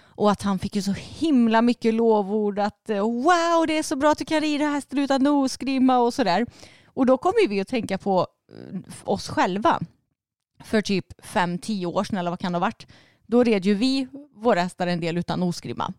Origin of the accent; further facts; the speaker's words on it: Vara, Västra Götaland, Sweden; du och jag vi är ju uppvuxna i Vara, alltså i samhället.